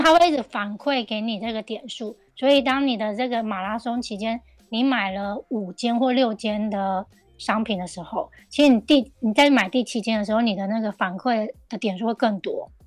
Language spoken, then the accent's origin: Chinese; Taiwan; now in Japan; 我觉得这个是对我们台湾人而言是一个很不同的怎么讲？不同的想法